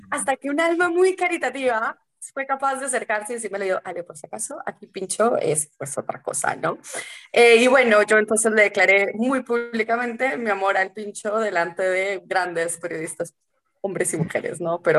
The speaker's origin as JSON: {"language": "Spanish", "country": "Colombia", "also_born_or_lived": "Washington, United States", "said": "yo que vengo de Colombia que, y venía de Washington, además, que las calles sí tenían nombres"}